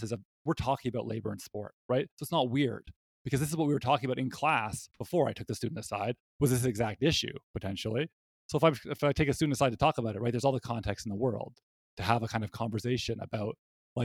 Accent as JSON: {"language": "English", "country": "Canada", "said": "I'm a Canadian and I went to university in Canada"}